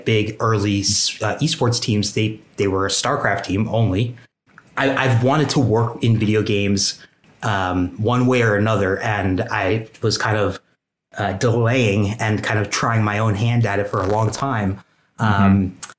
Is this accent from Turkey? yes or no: yes; Turkey; now in United States; My technical title is a senior business and gameplay analyst, and I'm originally from Turkey. I did all my schooling on the East Coast of the United States.